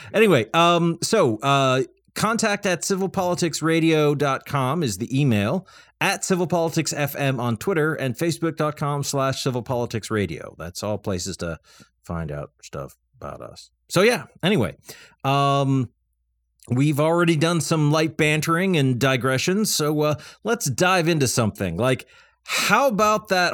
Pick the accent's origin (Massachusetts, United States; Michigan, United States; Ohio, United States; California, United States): Massachusetts, United States; I'm from Massachusetts